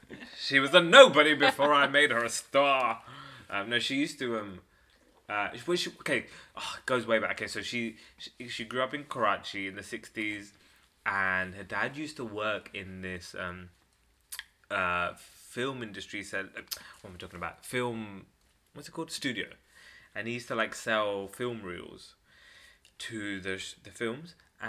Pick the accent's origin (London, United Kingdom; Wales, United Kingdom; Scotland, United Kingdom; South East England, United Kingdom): London, United Kingdom; Ilford; Ilford, Essex.